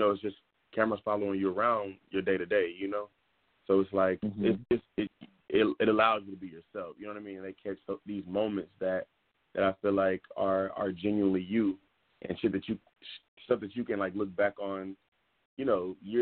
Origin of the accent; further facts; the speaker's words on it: Dallas, Texas, United States; moved away as an adult; also born or lived in New York City; now in Los Angeles, United States; I'm actually from Dallas. I'm from Dallas, Texas